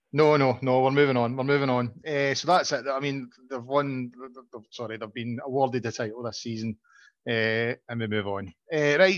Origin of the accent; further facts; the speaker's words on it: Glasgow, Scotland, United Kingdom; I'm originally from Glasgow. I know John disputes this, but I, I really am. I was born in Govan